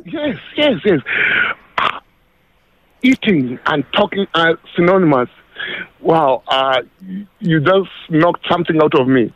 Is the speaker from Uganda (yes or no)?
yes; Uganda; now in South Africa; I come from Uganda